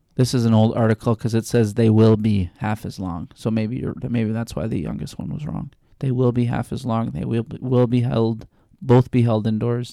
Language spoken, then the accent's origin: English; Minnesota, United States; as a Minnesotan